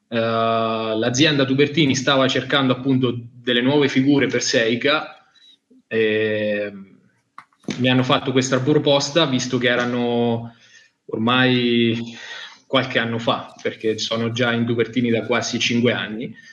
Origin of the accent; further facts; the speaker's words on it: Caldarola, Marche, Italy; vengo dalle Marche, da Caldarola, provincia di Macerata, eh, sono classe 94